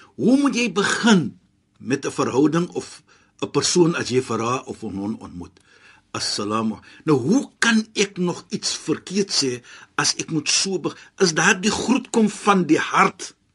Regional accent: South Africa; ek as 'n Suid-Afrikaner

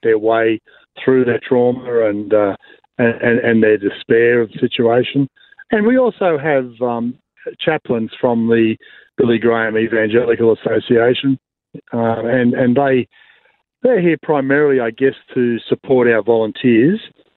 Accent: Blue Mountains, New South Wales, Australia; I'm from the Blue Mountains

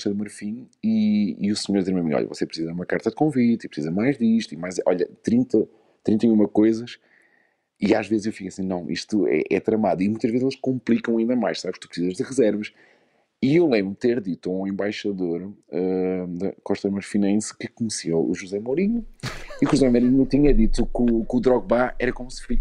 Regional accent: Luxembourg; born there; não nasci em Portugal, nasci no Luxemburgo, mas meus pais são, são portugueses, não é?

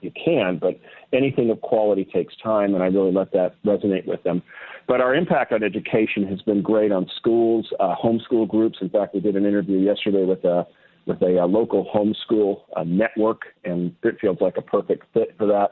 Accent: Newport Beach, California, United States; moved away; also born or lived in Wellesley, Massachusetts; I'm originally from Newport Beach, California. I was back east in Wellesley, Massachusetts for about 16 years

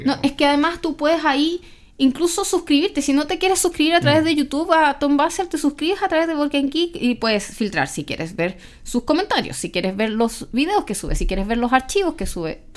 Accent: Chile; de Chile

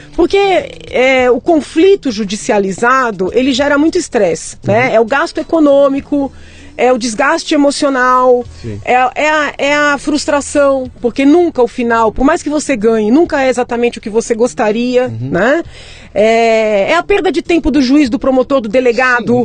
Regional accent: São Paulo, Brazil; Eu nasci no Tatuapé, uhum. em São Paulo, é, escola pública até a oitava série

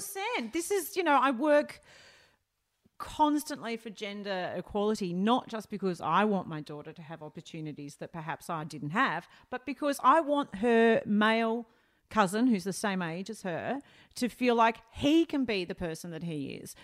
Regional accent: Melbourne, Victoria, Australia; I grew up northern suburbs of Melbourne.

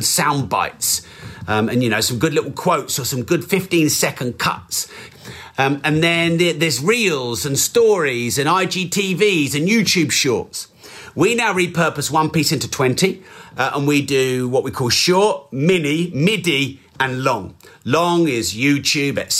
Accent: England, United Kingdom; I'm very English

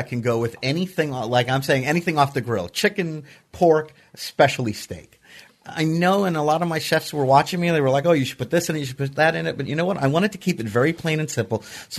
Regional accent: United States; we're American

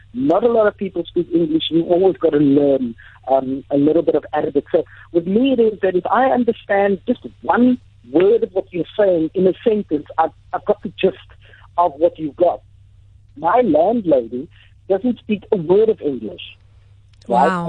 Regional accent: Cape Town, Western Cape, South Africa; moved away as an adult; also born or lived in Doha, Qatar; now in Turkey; from Cape Town, the city of Cape Town in uh, South Africa

